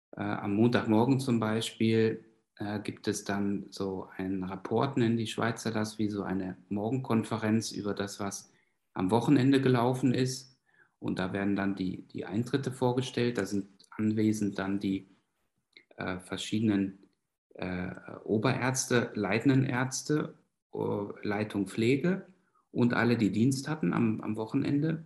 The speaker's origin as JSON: {"language": "German", "region": "North Rhine-Westphalia", "country": "Germany", "tie": "born or raised there", "also_born_or_lived": "Berlin", "moved": "as an adult", "lives_now": "Basel, Switzerland", "said": "ich bin in Westfalen aufgewachsen"}